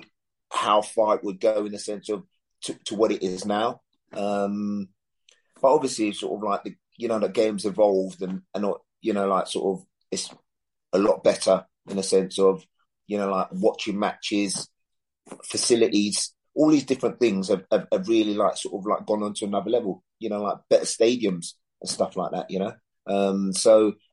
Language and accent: English; London, United Kingdom; I come from London